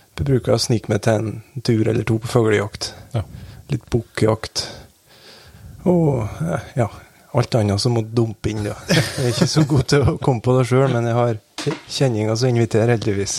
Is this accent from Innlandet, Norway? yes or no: no; Velfjord, Nordland, Norway; jeg vokste opp i Vassbøg, det som er en sånn sidevei av ja, sideveien